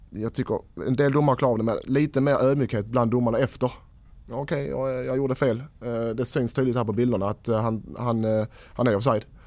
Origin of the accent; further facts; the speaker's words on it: Skåne, Sweden; vi är danskar